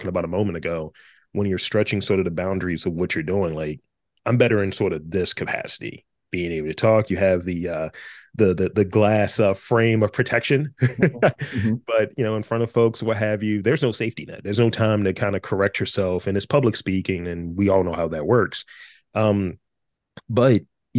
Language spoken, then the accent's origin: English; Baltimore, Maryland, United States; I went to City College, right? You know, since you have to do that thing when you're from Baltimore